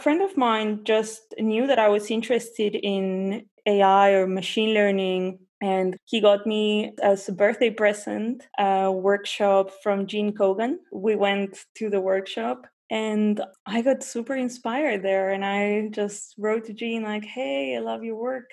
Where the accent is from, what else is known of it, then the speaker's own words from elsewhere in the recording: Buenos Aires, Argentina; moved away as an adult; also born or lived in New Zealand; I'm from Buenos Aires. I was born and raised there, but I left when I was 19